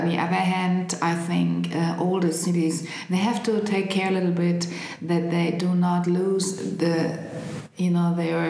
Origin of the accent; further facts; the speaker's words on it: Berlin, Germany; I grew up in Prenzlauer Berg.